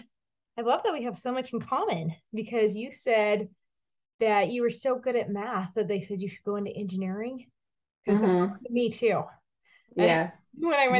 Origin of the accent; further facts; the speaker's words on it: Connecticut, United States; I actually grew up in the Northeast too. Well, Connecticut